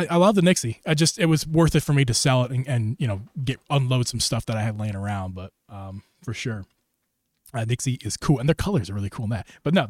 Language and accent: English; Philadelphia, Pennsylvania, United States; We found out that we're from the Philly area, of the Philly.